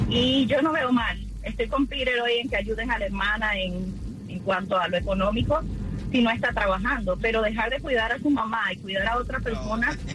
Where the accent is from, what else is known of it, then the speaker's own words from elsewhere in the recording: Cuba; moved away; porque ese fue el trato que yo hice con ella cuando yo salí de Cuba.